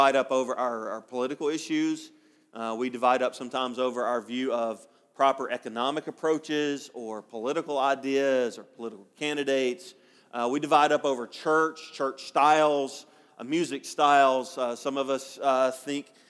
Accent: Alabama, United States; moved away; I'm from Alabama

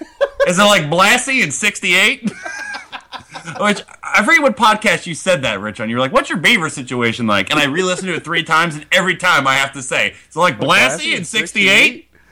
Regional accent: Ohio, United States; I'm from Ohio

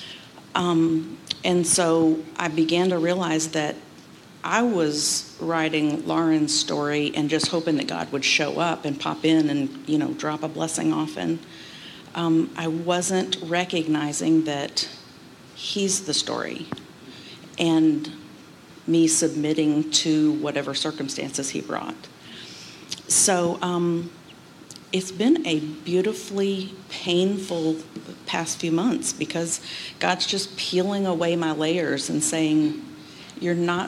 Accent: Atlanta, Georgia, United States; moved away as an adult; also born or lived in St. Louis / Belleville / Tampa / Nashville; I'm born and raised in Atlanta

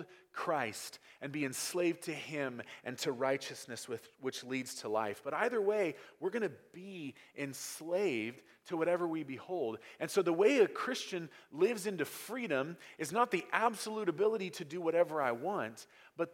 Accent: United States; in America, we learn very, very early on that freedom is a complete lack of restraint

